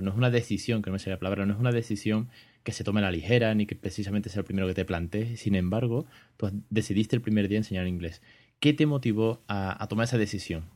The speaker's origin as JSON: {"language": "Spanish", "country": "Spain", "said": "de España en este caso, que es de donde yo soy"}